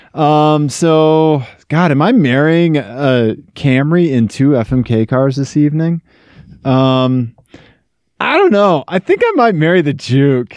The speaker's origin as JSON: {"language": "English", "region": "Missouri", "country": "United States", "moved": "yes", "said": "Missouri, my home state"}